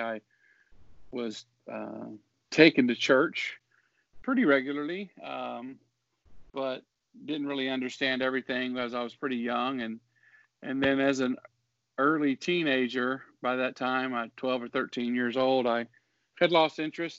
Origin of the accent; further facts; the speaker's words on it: Mississippi, United States; the United Pentecostal Church there where I grew up in Mississippi.